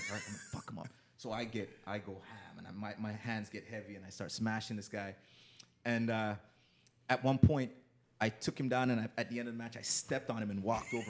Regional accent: Jamaica; now in Canada; Because, for example, a guy like myself, like yeah, I landed when I came from Jamaica. I landed at Vaughan and Oakwood.

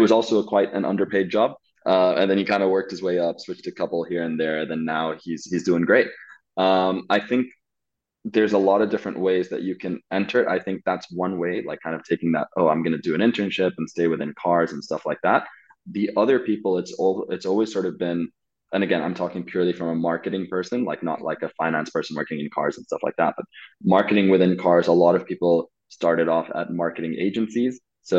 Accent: Saudi Arabia; for those of you that don't know, I grew up in Saudi Arabia, and being an expat in Saudi Arabia is very different to being a sort of regular person in Saudi Arabia

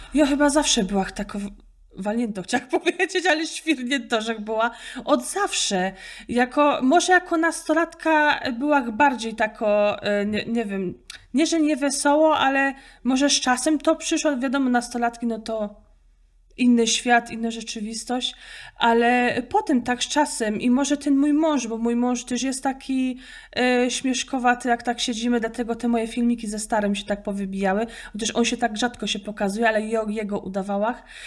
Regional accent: Opole Voivodeship, Poland; accent: Silesian dialect (gwara, Opole); typowo to jest z opolskiego. Zawsze mnie mylą ze Śląska, bo niby Gotka jest tylko na Śląsku, ale w opolskim też się godo, typowo Górny Śląsk.

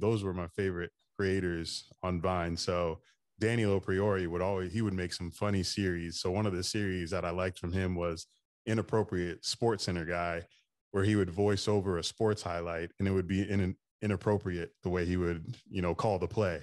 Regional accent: Daytona Beach, Florida, United States; I grew up in Daytona Beach, Florida, so I've been in Florida pretty much my whole life

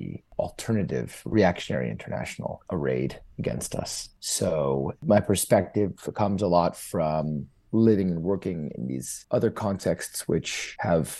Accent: Los Angeles, California, United States; moved away as an adult; also born or lived in India / Mexico / South Africa / United Kingdom; I was growing up in Los Angeles

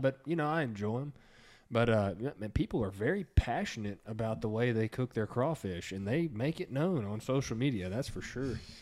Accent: Texas, United States; we're from Texas

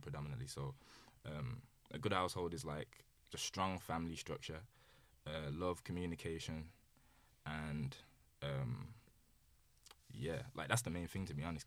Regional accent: Birmingham, West Midlands, United Kingdom; also born or lived in London; I was born in London, raised in Birmingham

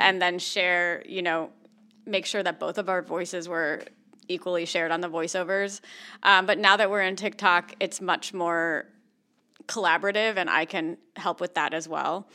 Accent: East Coast, United States; also born or lived in San Francisco Bay Area, California; now in San Diego, United States; I grew up on the East Coast

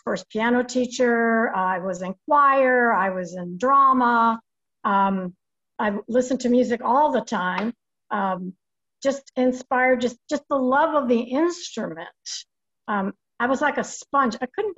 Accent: New York, United States; also born or lived in Lexington, Kentucky; now in Winchester, United States; I was born and raised in New York

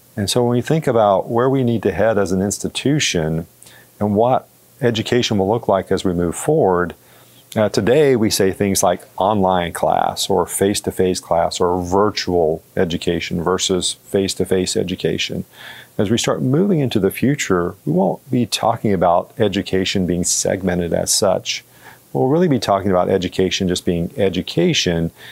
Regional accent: Georgia, United States; moved away as an adult; also born or lived in Florida; now in Missouri, United States; I grew up in Georgia

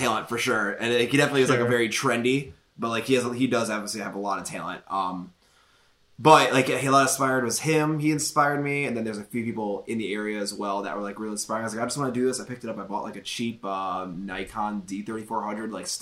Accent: Midwest, United States; also born or lived in Toledo, Ohio; I'm from the Midwest. I'm in Toledo, Ohio

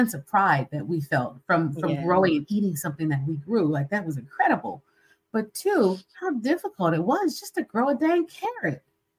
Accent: Philadelphia, Pennsylvania, United States; we grew up in Philly and in the concrete jungle, right?

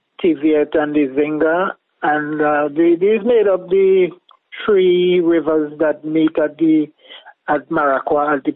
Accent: Hopewell, St. Vincent & Grenadines; Grew up in a village you call Hopewell. That is just below Richland Park.

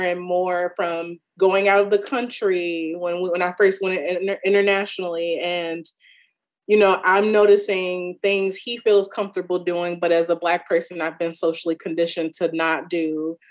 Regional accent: Chicago, Illinois, United States; I'm from Chicago.

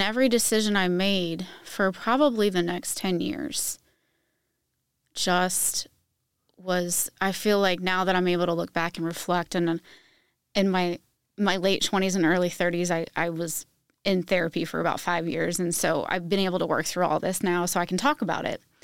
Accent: Virginia, United States; moved away as an adult; now in Indiana, United States; I just moved to Indiana two years ago, but I'm originally from Virginia

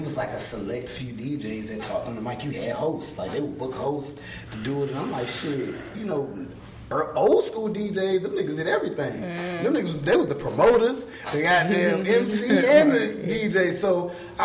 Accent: Georgia, United States; now in Virginia, United States; I'm originally from Georgia

